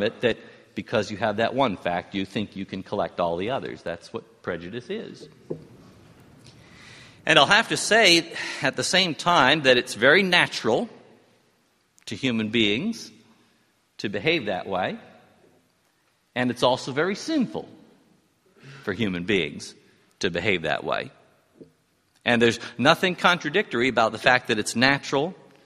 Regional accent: New York City, New York, United States; When I was growing up in New York City in the 1950s

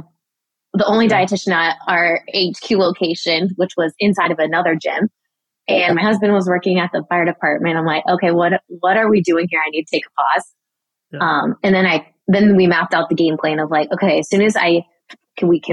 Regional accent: Daytona Beach, Florida, United States; my hometown, Daytona Beach

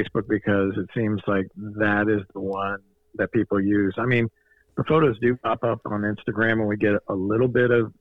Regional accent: Fort Myers, Florida, United States; I was born and raised here in Fort Myers, Florida.

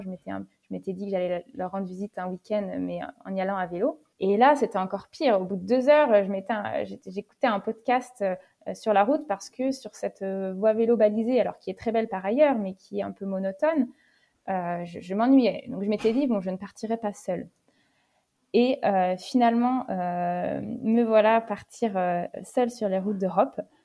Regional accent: Niort, Nouvelle-Aquitaine, France; je suis originaire euh, de Niort, dans les Deux-Sèvres, à proximité de La Rochelle

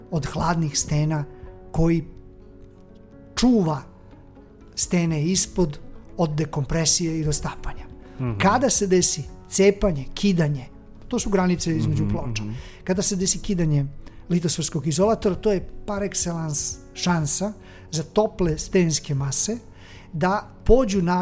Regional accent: Serbia

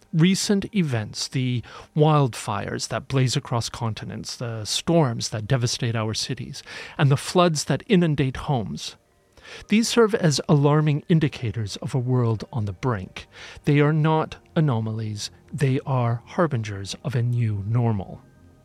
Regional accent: United Kingdom; my home country, the United Kingdom

